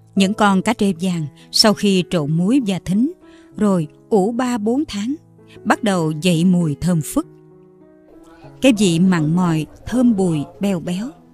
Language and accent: Vietnamese; Mekong Delta, Vietnam; là người con sinh ra và lớn lên ở miền Tây